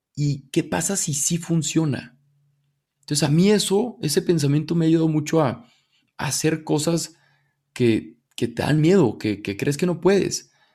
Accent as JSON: {"language": "Spanish", "town": "Torreón", "region": "Coahuila", "country": "Mexico", "also_born_or_lived": "Monterrey", "moved": "as an adult", "lives_now": "Mexico City, Mexico", "said": "Yo soy de Torreón, me fui a Monterrey a estudiar, llevo ocho años viviendo allá."}